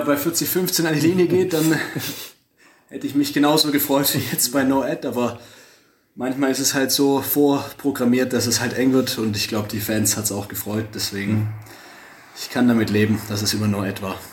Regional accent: Stuttgart, Baden-Württemberg, Germany; ich komme direkt aus Stuttgart

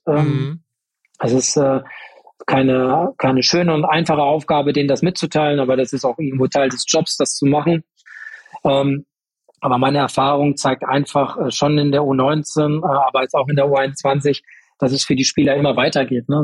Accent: Paderborn, North Rhine-Westphalia, Germany; Ich bin in Paderborn äh, geboren, bin aufgewachsen äh, in einem Vorort von Paderborn

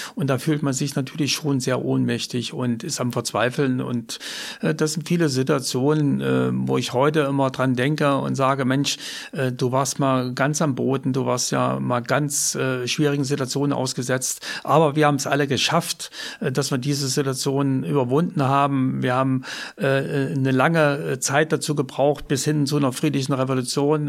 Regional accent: East Germany, Germany; moved away as an adult; in der DDR bleibe, weil es natürlich meine Heimat war

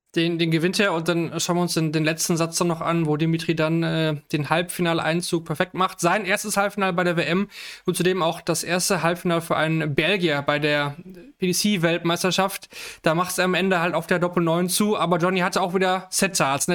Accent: Germany; ich, als Deutscher

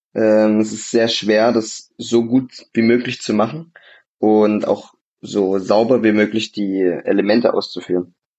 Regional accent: Vogtland, Saxony, Germany; ich bin ja, ich bin ja Vogtländer, Gebürtiger

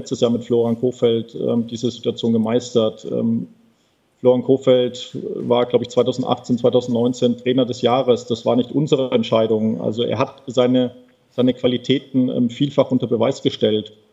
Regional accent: Hamburg, Germany; bin Hamburger

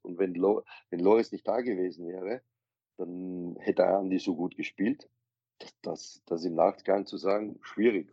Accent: Austria; ich bin Österreicher

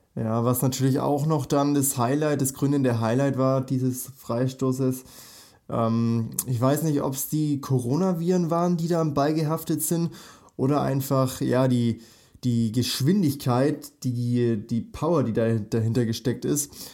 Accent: Nuremberg, Bavaria, Germany; ich komme ja aus Nürnberg, also aus Bayern

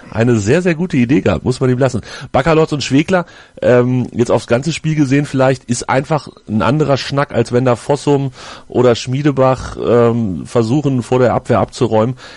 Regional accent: Hanover, Lower Saxony, Germany; Ich als Hannoveraner sage, der wurde umgehauen.

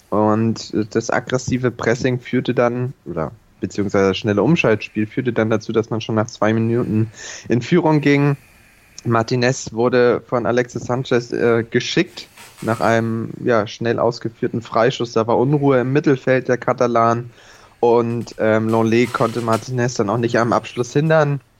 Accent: Hamburg, Germany; Von daher äh, sind wir Hamburger da, glaube ich, mittlerweile äh, cool genug, das schön zu ignorieren.

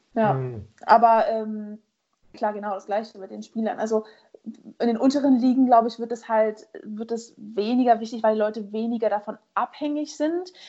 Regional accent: Germany; ich als Deutsche

